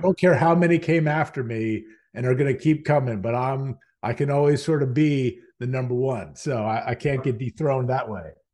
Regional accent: Virginia, United States; born and raised in Virginia, um, spent most of my life here

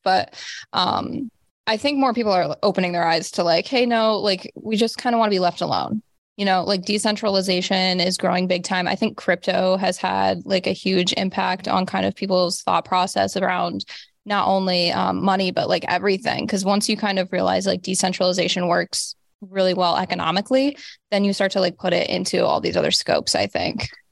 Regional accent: Rust Belt, United States; I grew up in the Rust Belt, so, like, heavy, poverty-stricken kinda area

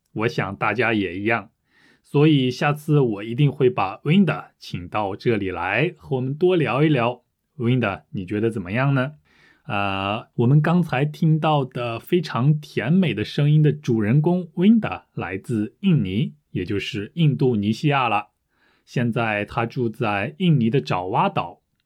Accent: France; Chinese is a second language; 我是法国人

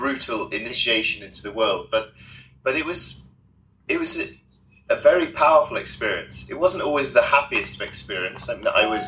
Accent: United Kingdom; I'm a British adventurer and author

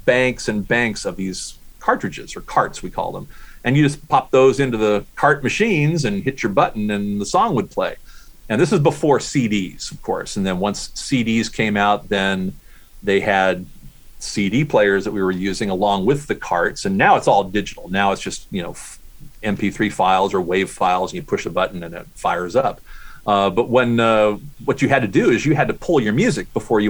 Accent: Southern California, United States; I grew up in Southern California

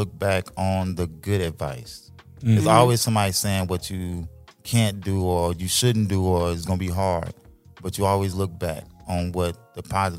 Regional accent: Chicago, Illinois, United States; I'm from Chicago.

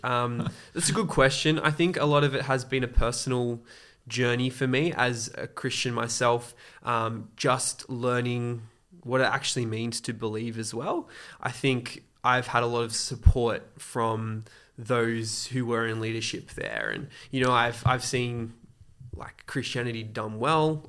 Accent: Australia; also born or lived in Côte d'Ivoire; I've pretty much grown up mainly in Australia

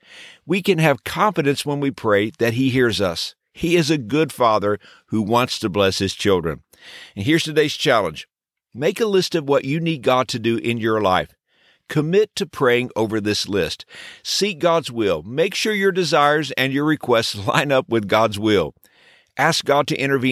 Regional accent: Texas, United States; When I was a child growing up in Texas

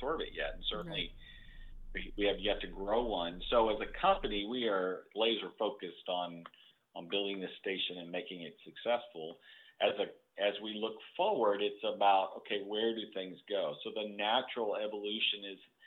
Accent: Corpus Christi, Texas, United States; now in Houston, United States; I grew up in Corpus Christi, Texas

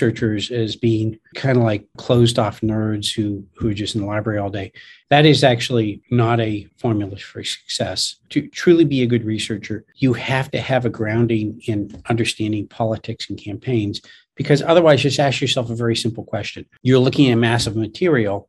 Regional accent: San Francisco, California, United States; I'm this kid from San Francisco

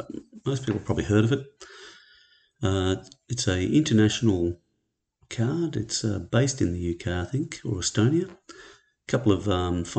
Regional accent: Australia; I'm an Australian

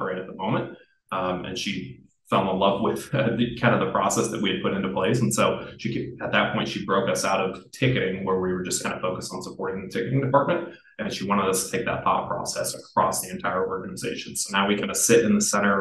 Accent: Iowa, United States; moved away as an adult; also born or lived in Miami, Florida; I'm originally from Iowa, played basketball in college and went to school at Simpson College in Iowa

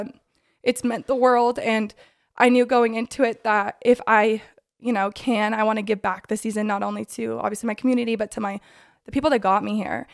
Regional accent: Draper, Utah, United States; I'm from Draper, Utah. Josie and I actually went to high school

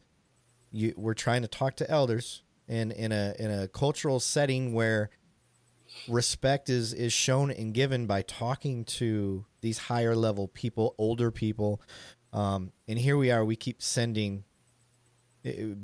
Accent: Flint, Michigan, United States; moved away; I'm from Flint

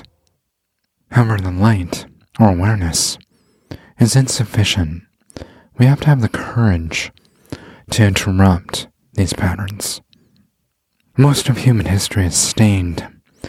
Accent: Canada; growing up in Canada

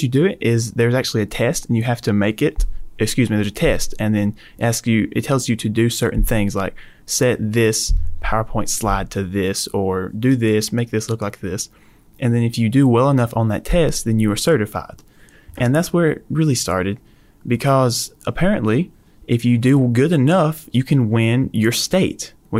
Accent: Geraldine, Alabama, United States; moved away; I'm from a little town called Geraldine, Alabama.

